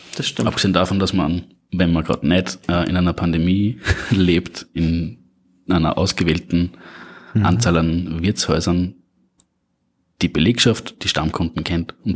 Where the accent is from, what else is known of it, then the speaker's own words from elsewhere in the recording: Upper Austria, Austria; now in Salzburg, Austria; ursprünglich und aufgewachsen in Oberösterreich